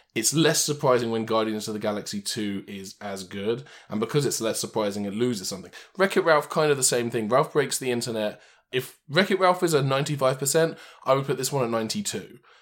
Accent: England, United Kingdom; moved away; my hometown back in England

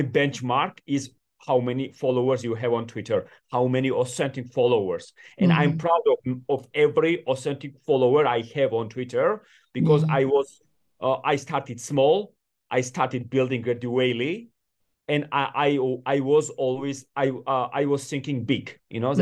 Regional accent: Georgia; also born or lived in Washington D.C., United States / New York City, United States; I was born in Georgia in the 90s when I was growing up in my country

